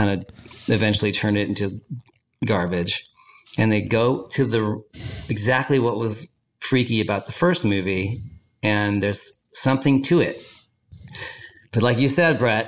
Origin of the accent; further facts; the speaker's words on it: Los Angeles, California, United States; I'm from Los Angeles